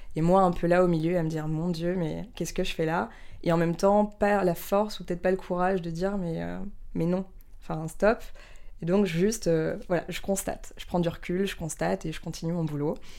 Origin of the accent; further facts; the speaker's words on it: near Strasbourg, Alsace, Grand Est, France; moved away; also born or lived in Paris; J'ai grandi près de Strasbourg, à la campagne, dans une petite famille